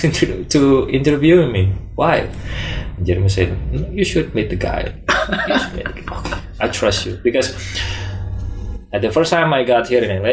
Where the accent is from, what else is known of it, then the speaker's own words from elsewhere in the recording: Indonesia; moved away; I'm from Indonesia